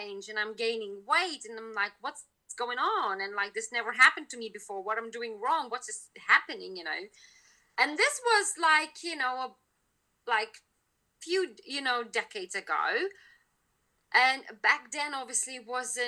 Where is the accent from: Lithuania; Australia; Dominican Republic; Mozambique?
Lithuania; now in United Kingdom; I'm originally from Lithuania